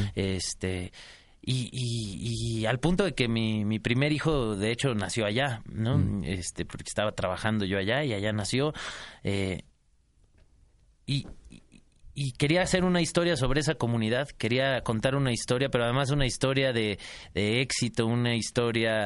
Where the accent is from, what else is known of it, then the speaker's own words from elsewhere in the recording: Mexico City, Mexico; Nací en la Ciudad de México, soy chilango